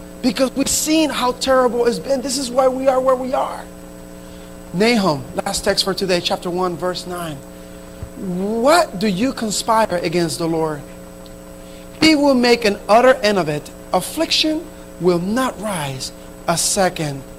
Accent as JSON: {"language": "English", "town": "Camden", "region": "New Jersey", "country": "United States", "tie": "born or raised there", "said": "the Spanish church that I grew up in Camden, New Jersey"}